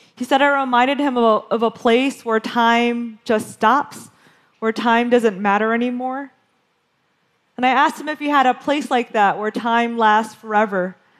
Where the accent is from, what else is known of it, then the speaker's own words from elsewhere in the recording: Western Michigan, United States; When I was growing up in Western Michigan in the 1980s